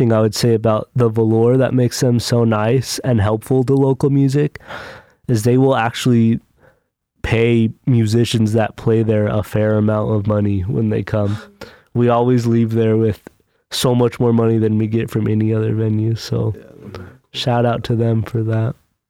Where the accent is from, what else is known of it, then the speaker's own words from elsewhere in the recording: Albuquerque, New Mexico, United States; moved away; I'm from New Mexico, and it is the worst place to try and do a band, Albuquerque.